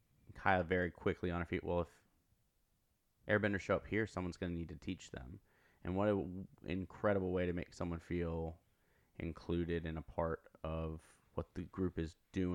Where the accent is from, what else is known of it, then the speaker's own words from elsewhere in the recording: the South, United States; growing up in the South and in church relatively for a long time